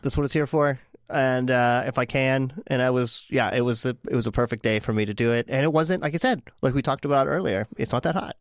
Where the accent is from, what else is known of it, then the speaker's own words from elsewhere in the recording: Pittsburgh, Pennsylvania, United States; moved away as an adult; now in Portland, United States; I am originally from Pittsburgh. I was born and raised out, outside of Pittsburgh, but Pittsburgh basically